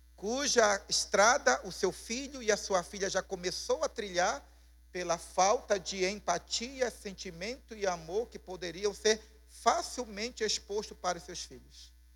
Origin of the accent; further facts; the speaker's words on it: Pará, Brazil; como paraense